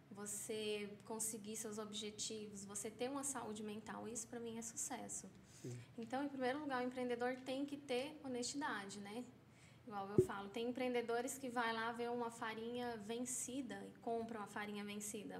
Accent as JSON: {"language": "Portuguese", "region": "São Paulo", "country": "Brazil", "moved": "as an adult", "lives_now": "Caldas Novas, Brazil", "said": "sou paulista"}